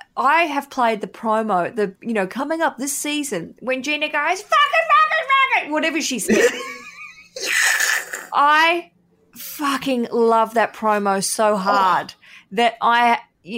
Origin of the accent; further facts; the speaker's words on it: Newcastle, New South Wales, Australia; I was born in Newcastle